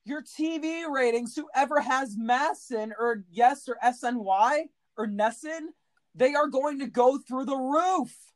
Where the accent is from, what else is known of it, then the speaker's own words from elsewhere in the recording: United States; as an American